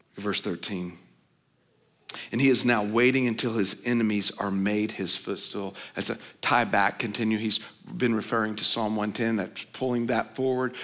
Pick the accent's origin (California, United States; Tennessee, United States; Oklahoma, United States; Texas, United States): Oklahoma, United States; I grew up in Oklahoma